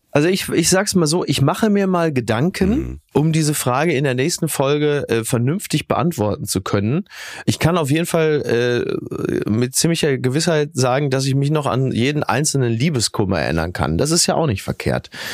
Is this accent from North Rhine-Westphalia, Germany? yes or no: yes; Castrop-Rauxel, North Rhine-Westphalia, Germany; in Henrichenburg, in meinem Heimatdorf